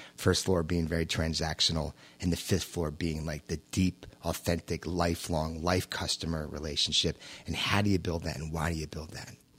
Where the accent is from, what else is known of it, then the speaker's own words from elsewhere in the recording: New York, United States; I was born and raised in New York.